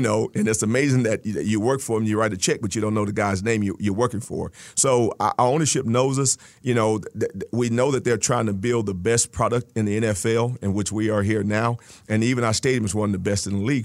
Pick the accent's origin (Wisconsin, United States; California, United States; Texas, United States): Texas, United States; moved away; I grew up in Texas